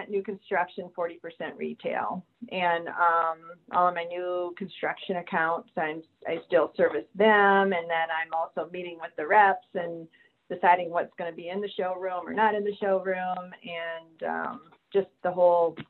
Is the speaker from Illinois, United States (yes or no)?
yes; Illinois, United States; moved away as an adult; now in South Carolina, United States; I'm originally from Illinois, and I worked in Illinois until 2016 when my husband's job moved us to South Carolina.